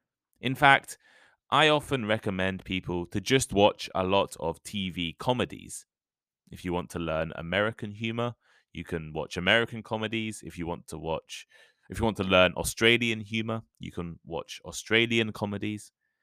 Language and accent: English; United Kingdom; I'm British, and British people love to laugh at ourselves.